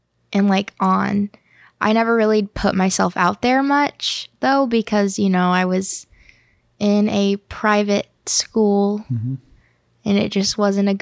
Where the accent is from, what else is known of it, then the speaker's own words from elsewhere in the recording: Illinois, United States; I'm actually from Illinois